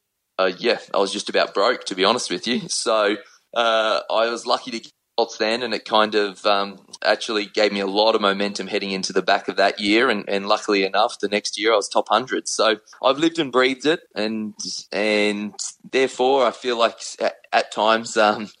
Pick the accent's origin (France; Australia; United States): Australia; Brisbane, Queensland; in Queensland, which is where I'm from Brisbane